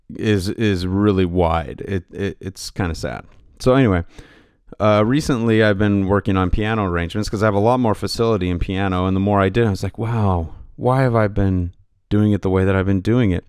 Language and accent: English; Pacific Northwest, United States; I'm from the Pacific Northwest